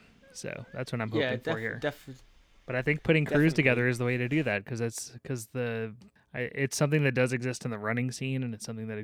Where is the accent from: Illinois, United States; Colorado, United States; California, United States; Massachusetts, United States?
Colorado, United States; me and a couple of the other guys, that's like what we loved, and we come from Colorado and that's what we're interested in.